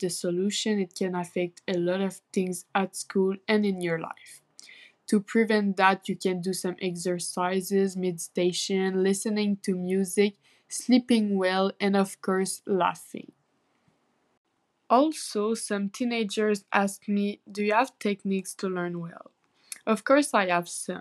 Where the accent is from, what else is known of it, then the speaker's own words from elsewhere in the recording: Saint-Jérôme, Quebec, Canada; I'm 15 years old and I'm from Saint-Jérôme